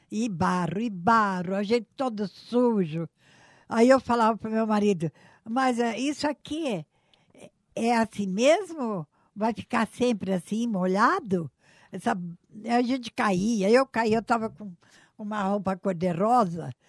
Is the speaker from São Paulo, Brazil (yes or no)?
yes; São Paulo, Brazil; moved away as an adult; also born or lived in Marília; now in Maringá, Brazil; eu fui criada em São Paulo